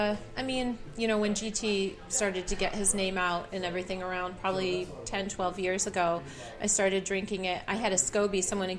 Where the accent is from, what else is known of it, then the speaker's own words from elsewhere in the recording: New York, United States; Oh, originally, where am I from? I'm from upstate New York.